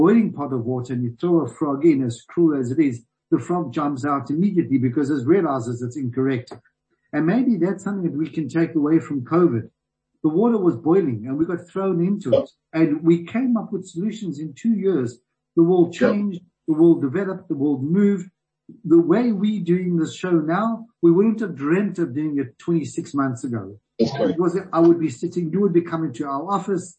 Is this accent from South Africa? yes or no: yes; South Africa; as a South African